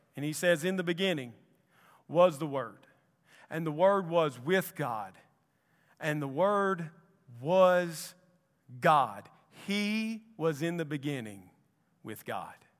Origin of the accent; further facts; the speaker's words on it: Columbus, Mississippi, United States; now in Anniston, United States; I'm from Columbus, Mississippi.